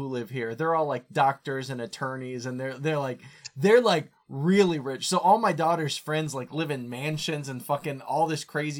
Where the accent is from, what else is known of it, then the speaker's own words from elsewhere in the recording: Bloomington, Indiana, United States; moved away as an adult; now in Chicago, United States; I loved growing up in Bloomington. Like, Bloomington is such a fun place to grow up. And even, like, now I'm to the point, because I moved to Chicago in, like, 2015.